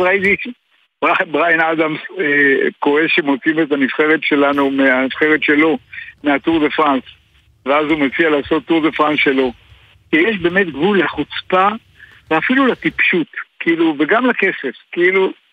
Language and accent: Hebrew; Israel; בתור ישראלי